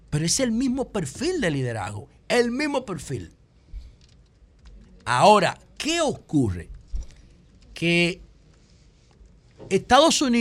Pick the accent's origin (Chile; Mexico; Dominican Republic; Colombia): Dominican Republic; yo sé que mi pueblo está enfermo, aunque no lo entiendan. Aunque no lo entiendan, la comida dominicana tradicional